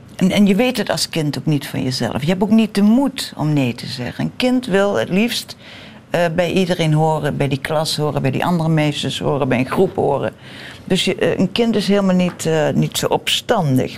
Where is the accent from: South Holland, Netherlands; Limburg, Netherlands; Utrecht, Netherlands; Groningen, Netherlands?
Limburg, Netherlands; Central; moved away as an adult; Ik ben geboren in Limburg, midden-Limburg